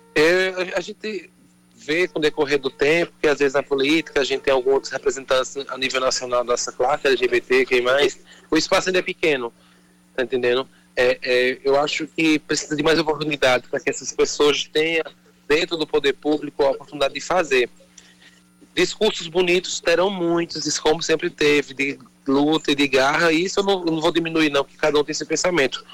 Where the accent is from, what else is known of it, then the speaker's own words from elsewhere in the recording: Brazil; Eu sou brasileiro